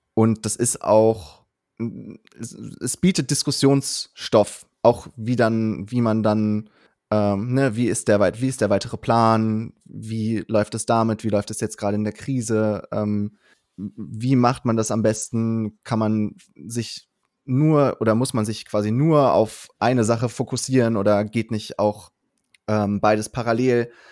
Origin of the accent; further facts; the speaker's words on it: Cologne, North Rhine-Westphalia, Germany; also born or lived in Berlin; wollte ich wieder zurück nach Köln, ähm, als zurück in meine Heimatstadt